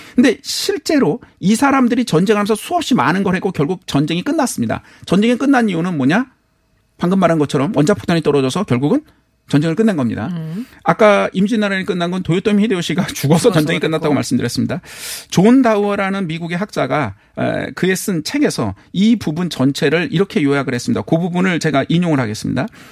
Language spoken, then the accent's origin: Korean; South Korea; 저는 한국 사람이니까